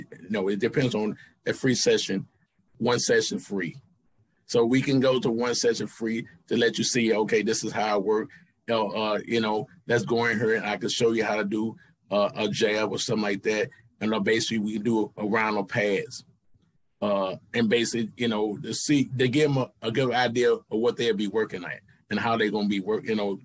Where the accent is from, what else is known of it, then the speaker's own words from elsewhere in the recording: St. Louis, Missouri, United States; I grew up in St. Louis